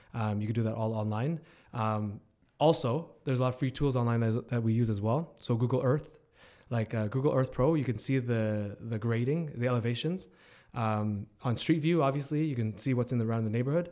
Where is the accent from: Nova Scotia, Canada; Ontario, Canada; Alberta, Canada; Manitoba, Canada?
Ontario, Canada; Hamilton; I'm born and raised in Hamilton